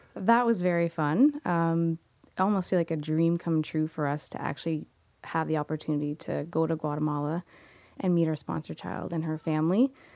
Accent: Niagara, Ontario, Canada; I grew up here in Niagara and have been around Niagara basically for majority of my life

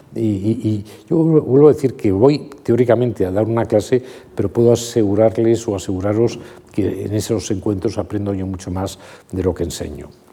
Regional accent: Madrid, Community of Madrid, Spain; mis padres han nacido en Madrid y yo he nacido en Madrid

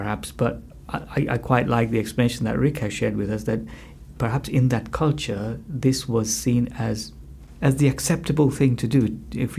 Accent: Malawi; now in United Kingdom; as a child growing up in Malawi

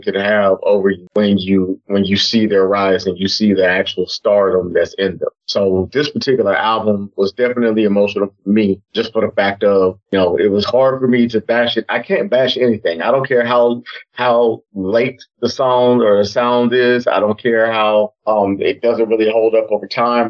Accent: Texas, United States; growing up in Texas

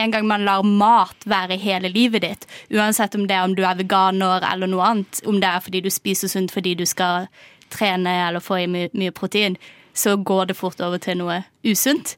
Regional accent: Kristiansand, Agder, Norway; moved away as an adult; now in Oslo, Norway; jeg er også fra Kristiansand

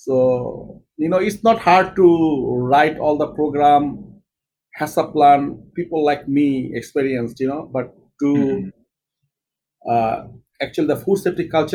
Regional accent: Bangladesh; moved away as an adult; also born or lived in United Kingdom; now in United States; I am from Bangladesh

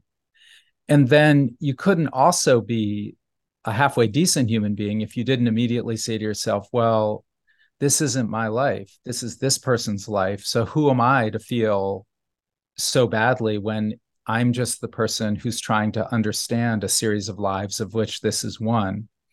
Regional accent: New Haven, Connecticut, United States; when I was a child growing up in New Haven

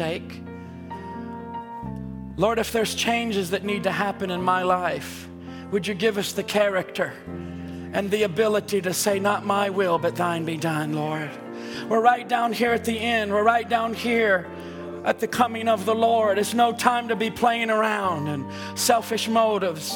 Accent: Seattle, Washington, United States; I'm from Seattle

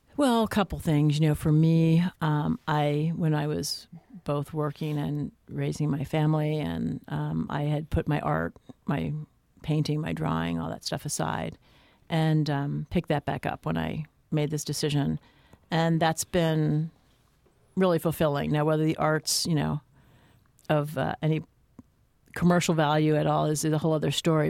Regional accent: New Jersey, United States; I grew up in Jersey

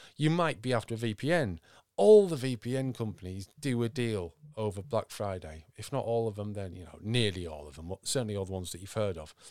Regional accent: Yorkshire and the Humber, United Kingdom; I'm from Yorkshire

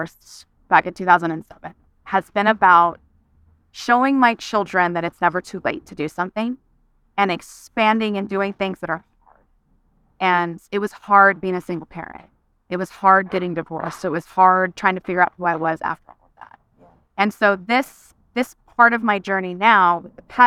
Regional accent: San Diego, California, United States; now in Frisco, United States; So I grew up in California, in San Diego.

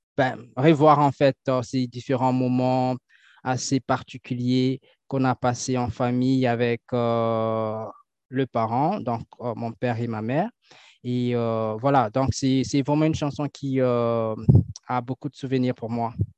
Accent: Kinshasa, DR Congo; moved away as an adult; now in Canada; je suis natif de Kinshasa, donc je suis né à Kinshasa. Et je suis arrivé ici au Canada pour étudier

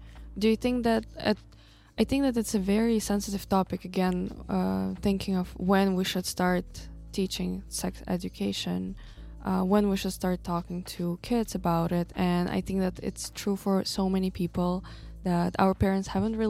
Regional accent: Kazakhstan; I'm from Kazakhstan

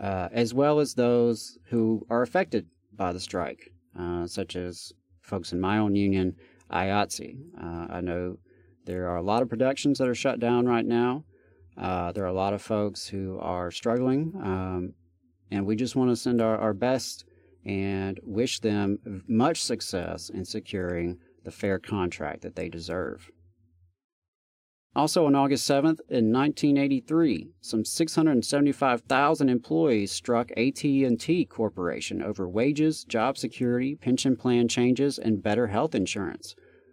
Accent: Meridian, Mississippi, United States; now in Huntsville, United States; the Freedom Schools Convention was held in Meridian, Mississippi, my hometown

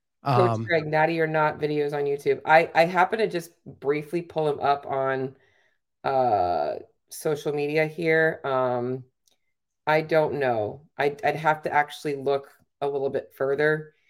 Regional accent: Canada; I am a Canadian IFBB pro bodybuilder.

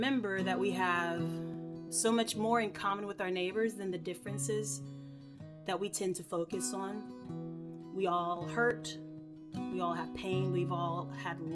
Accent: Irmo, South Carolina, United States; originally I'm from Irmo, South Carolina, which is right outside of Columbia, South Carolina. And it was just, you know, grew up in a little neighborhood

